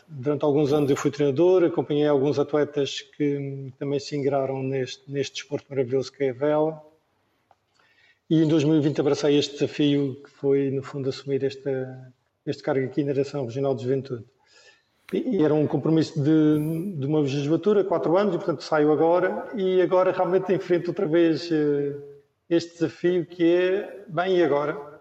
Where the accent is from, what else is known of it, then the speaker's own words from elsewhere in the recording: Madeira, Portugal; nasci no sítio certo, na, na, altura certa, que eu sou da Ilha da Madeira, nasci aqui